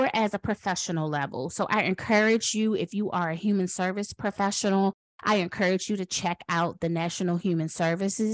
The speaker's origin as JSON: {"language": "English", "town": "Washington", "region": "District of Columbia", "country": "United States", "tie": "born or raised there", "moved": "yes", "lives_now": "North Carolina, United States", "said": "I was born in Washington, D.C."}